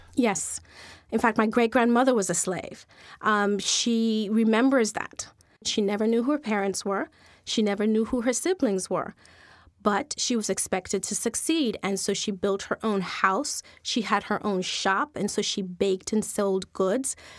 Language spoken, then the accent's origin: English; U.S. Virgin Islands; also born or lived in Saint Kitts; I was born in Saint Thomas